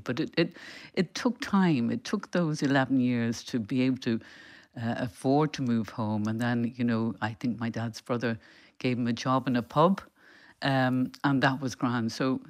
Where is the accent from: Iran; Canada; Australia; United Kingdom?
United Kingdom; England; also born or lived in Dublin, Ireland; I was born in Dublin and there were eight children in our family. But when I was a year old, my parents and six children at that point left to live in England